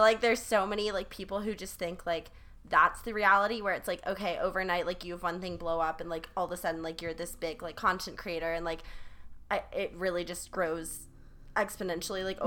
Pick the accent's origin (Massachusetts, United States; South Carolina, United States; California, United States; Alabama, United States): South Carolina, United States; growing up in South Carolina